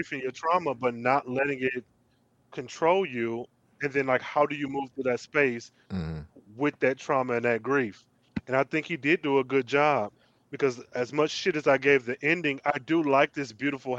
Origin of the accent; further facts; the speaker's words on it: Michigan, United States; I'm from Michigan. We were surrounded by water.